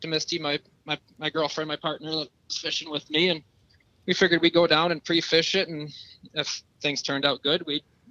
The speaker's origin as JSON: {"language": "English", "town": "Port Hope", "region": "Michigan", "country": "United States", "tie": "born or raised there", "lives_now": "Harbor Beach, United States", "said": "I grew up in Port Hope my whole life"}